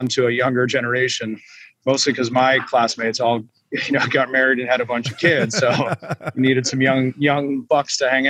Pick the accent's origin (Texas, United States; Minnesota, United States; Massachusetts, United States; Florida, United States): Massachusetts, United States; Milton; I'm from Milton, where Jimmy and Kristen live.